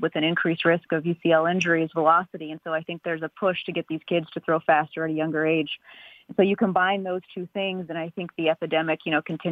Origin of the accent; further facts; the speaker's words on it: Carbondale, Illinois, United States; moved away as an adult; also born or lived in Atlanta / Chicago; now in New York, United States; I grew up in Southern Illinois in a small town right near the border of Kentucky called Carbondale